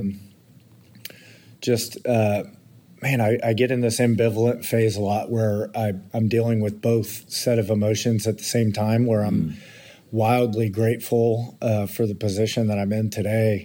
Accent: Kingwood, Texas, United States; I grew up in, in the Houston area in a suburb northeast, Kingwood, Texas.

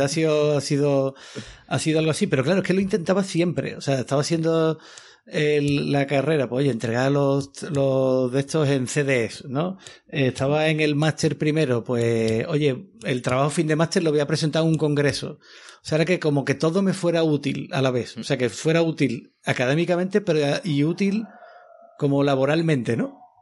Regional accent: Seville, Andalusia, Spain; moved away; yo era scout de pequeño allí en Sevilla

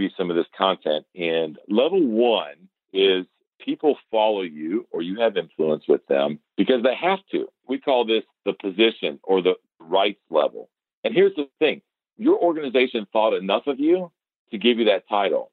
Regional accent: Atlanta, Georgia, United States; I'm glad to say I'm from Atlanta

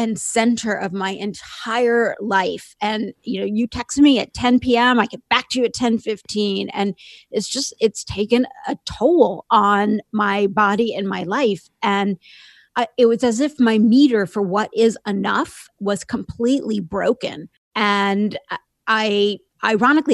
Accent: Indiana, United States; I grew up in a small town in Indiana

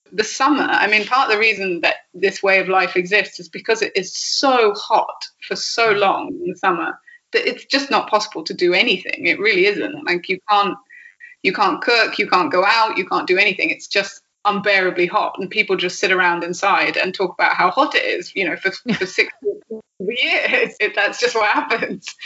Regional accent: England, United Kingdom; yeah, I really don't know if that's because I'm English or because I'm just me

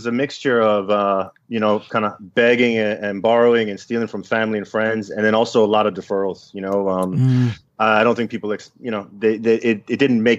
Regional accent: Miami, Florida, United States; I am from Miami, but I've been living here.

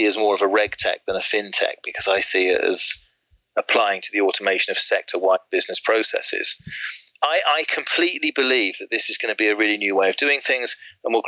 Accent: Swindon, South West England, United Kingdom; now in Surrey, United Kingdom; I grew up in Swindon, or actually we call it Swindon, City of the Future, to be more accurate.

